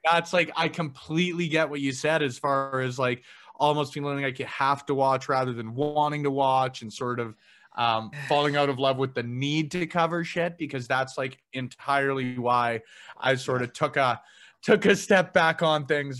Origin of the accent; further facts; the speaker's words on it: Edmonton, Alberta, Canada; growing up in Alberta